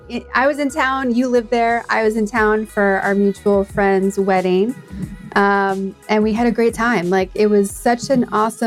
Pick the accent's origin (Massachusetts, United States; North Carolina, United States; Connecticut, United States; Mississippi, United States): Massachusetts, United States; Boston; growing up in the Boston area